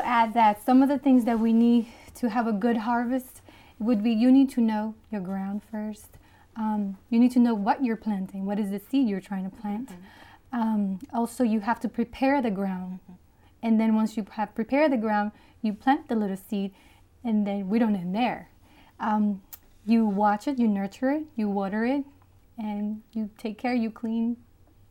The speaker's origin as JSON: {"language": "English", "country": "Dominican Republic", "tie": "born or raised there", "moved": "yes", "lives_now": "United States", "said": "I was born in the Dominican Republic, been in America for over 20 years almost"}